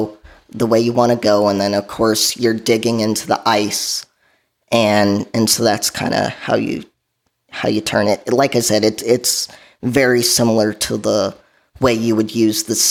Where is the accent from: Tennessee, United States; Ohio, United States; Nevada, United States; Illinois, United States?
Illinois, United States; southwest suburbs of Chicago; So I grew up in the Chicagoland area. I grew up in the southwest suburbs of Chicago